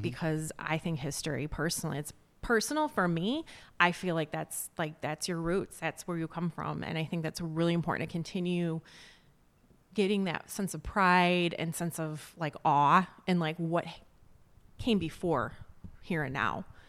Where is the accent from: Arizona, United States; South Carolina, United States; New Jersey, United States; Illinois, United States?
Illinois, United States; Joliet; moved away as an adult; also born or lived in Chicago; now in McHenry County, United States; I'm from, like, the Southwest suburbs, like, the Joliet area.